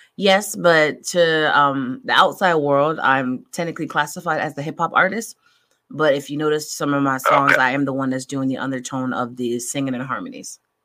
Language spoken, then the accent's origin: English; Connecticut, United States; moved away; I'm originally from Connecticut